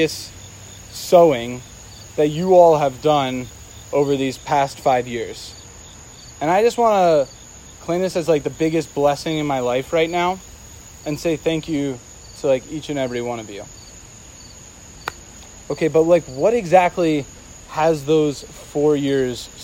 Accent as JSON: {"language": "English", "region": "New Jersey", "country": "United States", "tie": "born or raised there", "said": "I'm a Jersey boy"}